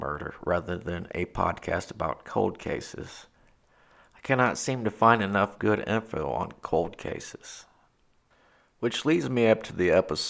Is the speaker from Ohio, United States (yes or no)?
yes; Ohio, United States; I am from Ohio